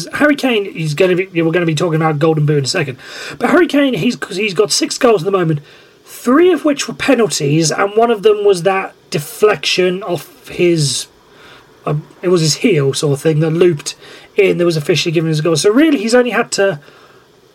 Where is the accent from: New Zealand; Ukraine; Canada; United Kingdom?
United Kingdom; Welsh, Wales; being Welsh